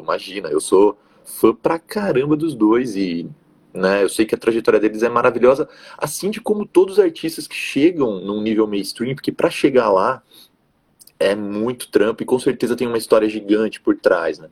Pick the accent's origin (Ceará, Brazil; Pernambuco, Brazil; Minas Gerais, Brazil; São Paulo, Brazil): São Paulo, Brazil; Jundiaí; also born or lived in Rio Claro; Eu sou aqui de Jundiaí, interior de São Paulo